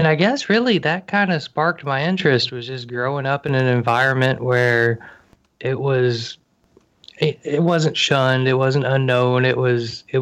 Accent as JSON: {"language": "English", "area": "outside of Atlanta", "region": "Georgia", "country": "United States", "said": "Georgia, outside of Atlanta"}